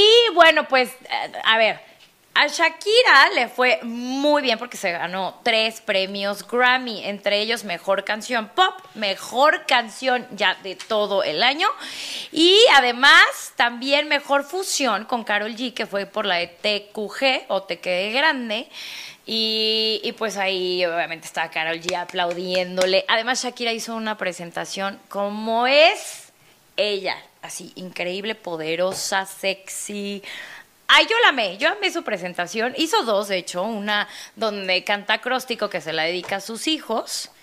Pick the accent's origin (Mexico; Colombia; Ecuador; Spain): Mexico; como mexicana